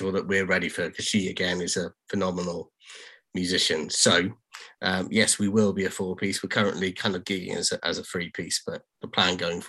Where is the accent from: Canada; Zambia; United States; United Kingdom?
United Kingdom; Cardiff, Wales; now in Newcastle, United Kingdom; I'm not originally from Newcastle, so I moved up from Cardiff in Wales.